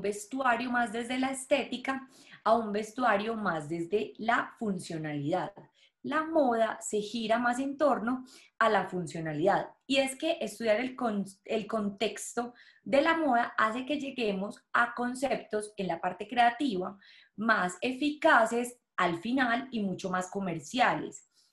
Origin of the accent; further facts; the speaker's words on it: Colombia; moved away; yo soy de Colombia